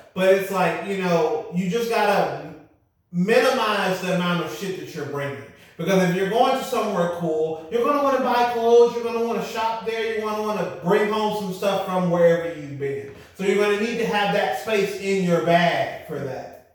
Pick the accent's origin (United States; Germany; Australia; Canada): United States; us as Americans